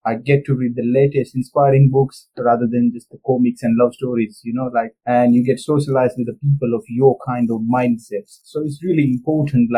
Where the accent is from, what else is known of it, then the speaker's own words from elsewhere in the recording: India; moved away as an adult; now in United Kingdom; I'm born and brought up in India, and then I came here to the UK in September 2013.